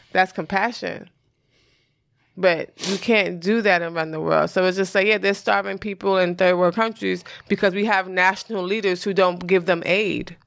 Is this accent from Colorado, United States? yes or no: no; New York, United States; I'm from New York